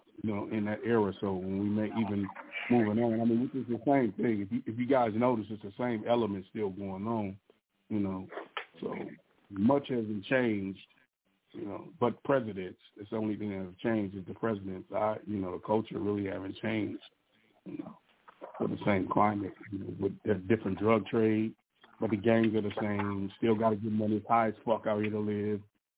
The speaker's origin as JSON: {"language": "English", "region": "Southern California", "country": "United States", "tie": "born or raised there", "said": "we grew up in Southern California"}